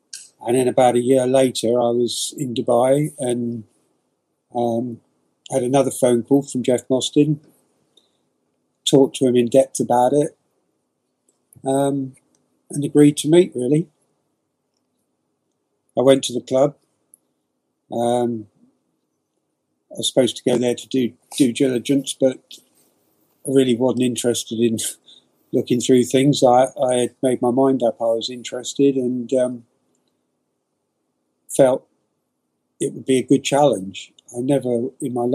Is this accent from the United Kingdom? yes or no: yes; Poole, South West England, United Kingdom; also born or lived in Boscombe, Bournemouth; I was born in Boscombe Hospital, so I'm a local to where the football club was. One of five boys. Lived in Boscombe for 2 years, moved to Parkstone, and lived in Poole for the rest of my life.